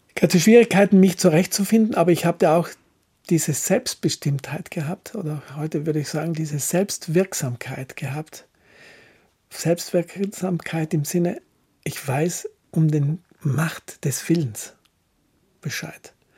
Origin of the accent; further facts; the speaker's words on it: Villnöss Valley, South Tyrol, Trentino-Alto Adige, Italy; also born or lived in Brixen; Wir sind in Finnöstal aufgewachsen